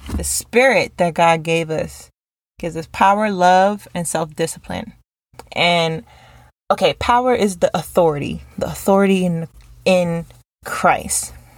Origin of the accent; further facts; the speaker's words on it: New York, United States; growing up in New York